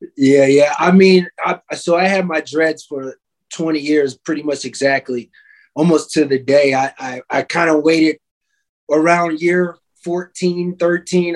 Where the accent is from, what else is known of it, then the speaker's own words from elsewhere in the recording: New York, United States; now in Chicago, United States; I was born in New York, in Harlem, matter of fact. And um, every summer they used to have a thing called Harlem Week.